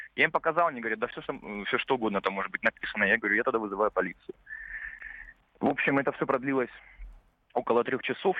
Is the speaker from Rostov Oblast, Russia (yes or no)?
yes; Rostov-on-Don, Rostov Oblast, Russia; Я из Ростова-на-Дону.